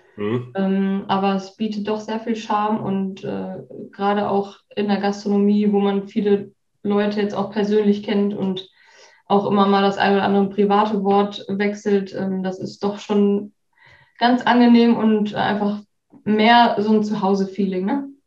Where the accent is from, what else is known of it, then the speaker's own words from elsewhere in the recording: Enger, North Rhine-Westphalia, Germany; also born or lived in Herford / Bielefeld; geboren in Herford und aufgewachsen in Enger, wo Enger. mein Papa auch immer noch wohnt